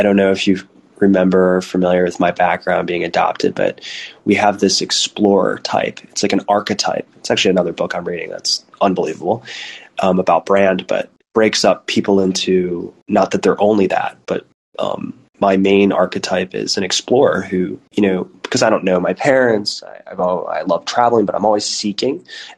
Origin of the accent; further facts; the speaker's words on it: United States; moved away as an adult; now in Berlin, Germany; my two partners are American, so am